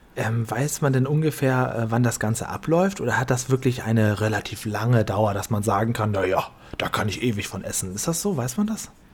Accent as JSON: {"language": "German", "region": "Northern Germany", "country": "Germany", "tie": "born or raised there", "moved": "yes", "said": "für uns norddeutsche Landeier, ich bin ja in Norddeutschland geboren"}